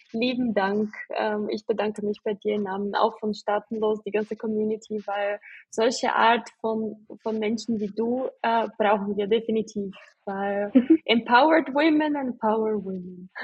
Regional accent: Brazil; German is a second language; moved away; ich komme aus Brasilien, ich bin auch ähm, anders aufgewachsen.

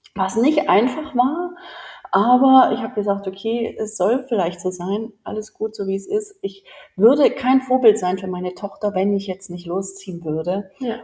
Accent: Germany; moved away as an adult; bin ja Deutsche und in Deutschland aufgewachsen

